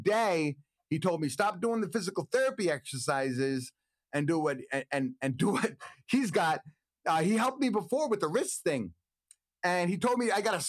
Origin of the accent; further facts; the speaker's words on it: Brooklyn, New York, United States; moved away; also born or lived in Lower Manhattan; I was born in Brooklyn